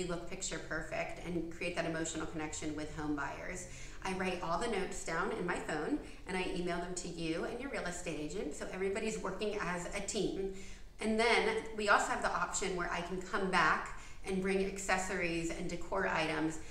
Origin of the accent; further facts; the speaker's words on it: Dunwoody, Georgia, United States; also born or lived in Atlanta, Georgia; I grew up in Dunwoody